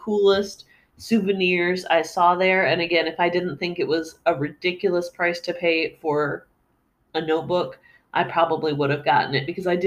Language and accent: English; United States; as an American